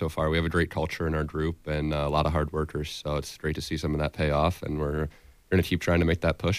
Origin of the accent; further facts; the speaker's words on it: Fort Wayne, Indiana, United States; I'm from Fort Wayne, Indiana.